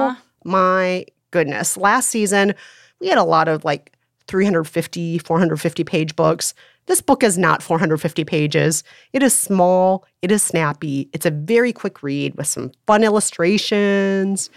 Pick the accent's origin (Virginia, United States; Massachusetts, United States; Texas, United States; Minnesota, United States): Minnesota, United States; Bloomington; I grew up primarily in Bloomington, Minnesota.